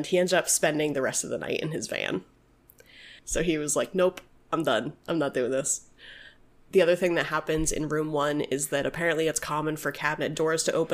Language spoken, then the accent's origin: English; New Mexico, United States; I was born in New Mexico